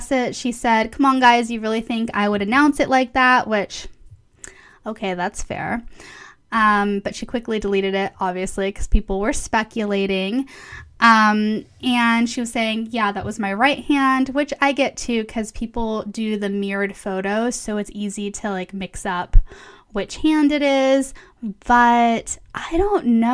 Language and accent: English; Palm Springs, California, United States; moved away; Palm Springs, which is my hometown